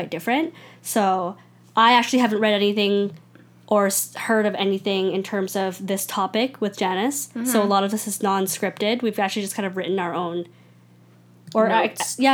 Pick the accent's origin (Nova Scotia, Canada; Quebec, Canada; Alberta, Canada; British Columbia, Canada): British Columbia, Canada; Richmond; I grew up in Richmond